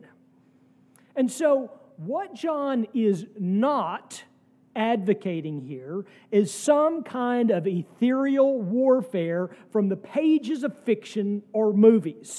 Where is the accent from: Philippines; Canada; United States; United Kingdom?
United States; an American Christian